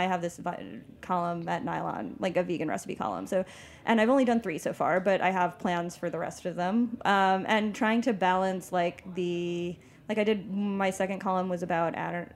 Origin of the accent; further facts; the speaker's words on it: Long Island, New York, United States; I come from Long Island